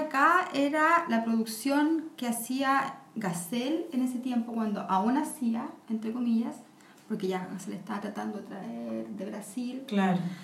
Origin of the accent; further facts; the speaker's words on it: Chile; somos latinos